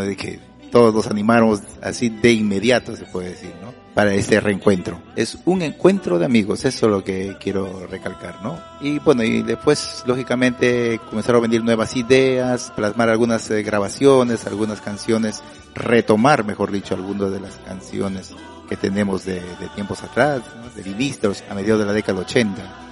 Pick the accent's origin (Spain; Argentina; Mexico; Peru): Peru; Chiclayo, Lambayeque; now in Athens, Greece; regresar a Chiclayo